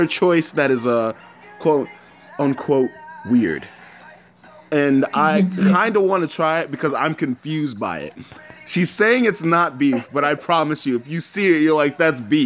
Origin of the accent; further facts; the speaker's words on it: Florida, United States; We're from Florida